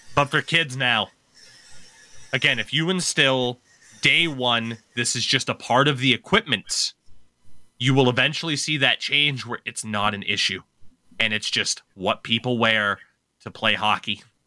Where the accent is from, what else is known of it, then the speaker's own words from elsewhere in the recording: Maine, United States; here in my home state